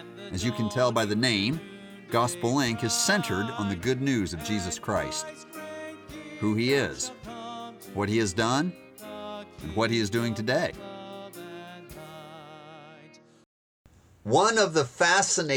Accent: United States; accent: American; my American accent

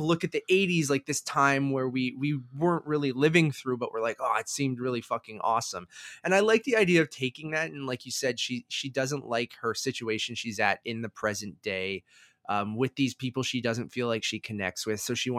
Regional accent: Toronto, Ontario, Canada; I was the perfect age for it. We are from Toronto. I love video games.

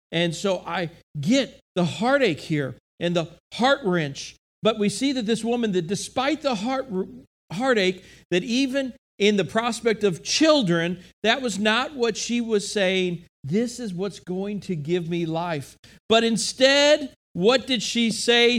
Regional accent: United States; as an American, as a person living in modern day time

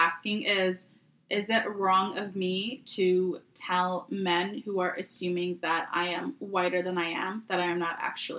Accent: Canada; also born or lived in Vancouver

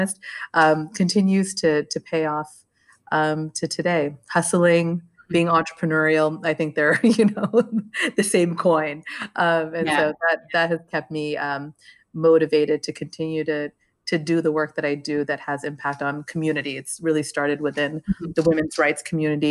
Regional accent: Los Angeles, California, United States; also born or lived in Sri Lanka; now in New York, United States; I grew up in the San Fernando Valley

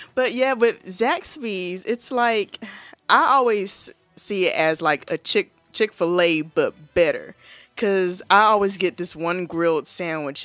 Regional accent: North Carolina, United States; I'm from North Carolina

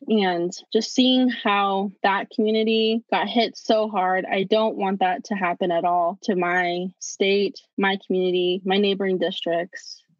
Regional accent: Navajo Nation, United States; And I say this because I'm Navajo from the Navajo Nation, and we have the highest cases.

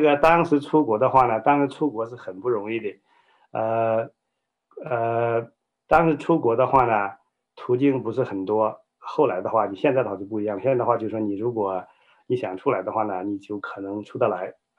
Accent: China; moved away; 我呢，在中国这个大陆长大，你知道中国大陆的话，以前是社会主义国家，我在一个无神论这样的家庭背景下长大，家中呢，我是老二

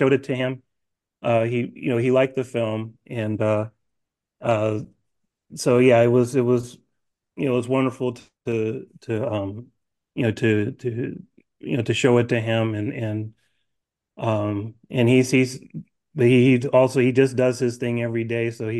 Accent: Chicago, Illinois, United States; I am born and raised in Chicago

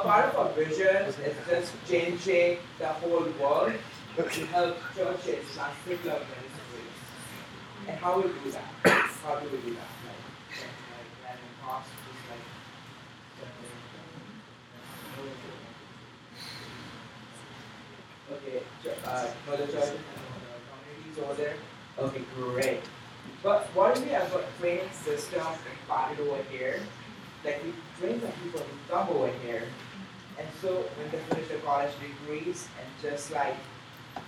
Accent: India; moved away; But that's my home country

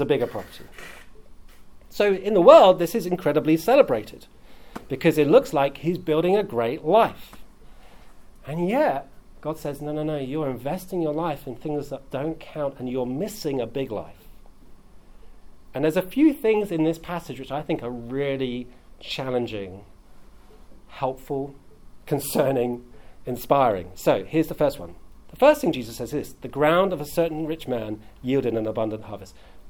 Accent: South East England, United Kingdom; now in London, United Kingdom; I grew up in Southeast England, which is a prosperous place, relative.

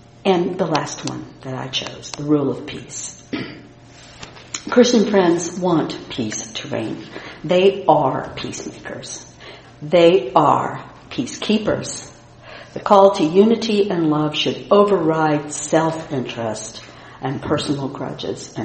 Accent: Indiana, United States; the tough, independent, and self-sufficient Midwesterner that I am from Indiana

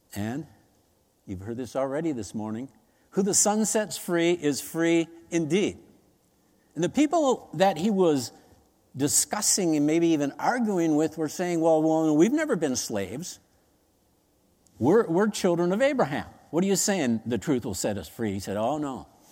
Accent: United States; as Americans, we remember nine eleven like yesterday

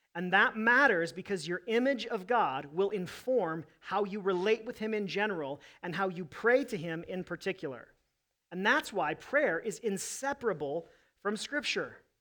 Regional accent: United States; I love being an American

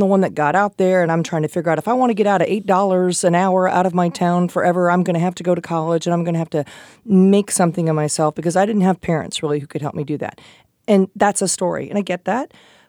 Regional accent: Midwest, United States; Because I was a white girl, because I was pleasant, because I'm like from the Midwest

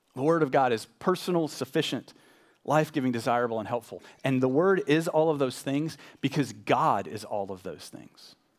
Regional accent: Nashville, Tennessee, United States; moved away as an adult; also born or lived in Arkansas / Austin, Texas / Louisville, Kentucky / West Texas; I grew up in Nashville

